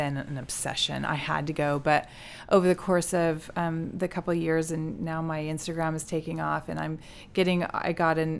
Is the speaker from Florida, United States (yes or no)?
no; California, United States; we're from California